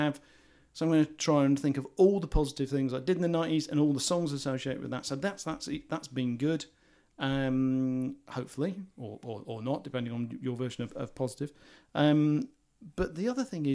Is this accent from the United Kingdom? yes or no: yes; England, United Kingdom; we are English